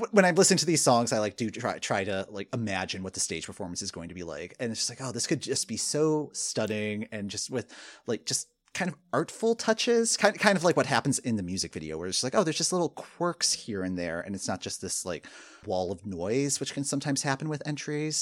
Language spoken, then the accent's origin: English; Michigan, United States; moved away; also born or lived in Ohio; I grew up in Michigan